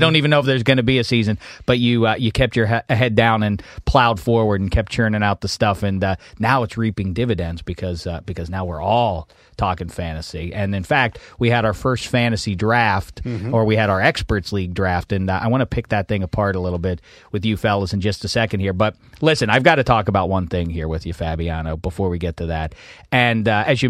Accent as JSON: {"language": "English", "town": "Pittsburgh", "region": "Pennsylvania", "country": "United States", "tie": "born or raised there", "said": "When I was growing up in Pittsburgh"}